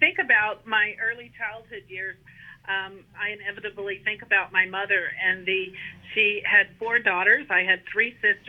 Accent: Meridian, Texas, United States; So I grew up in Central Texas in Bosque County in a small town called Meridian, Texas. And my father was a pharmacist and owned the local drugstore.

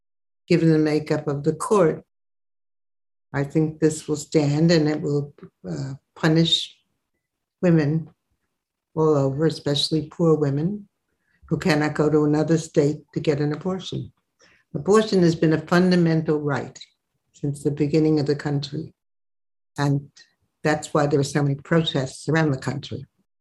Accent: Brooklyn, New York, United States; Brooklyn, New York.

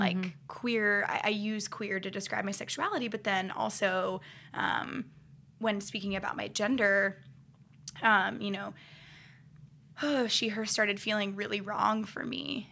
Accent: Akron, Ohio, United States; I grew up in Akron, Ohio

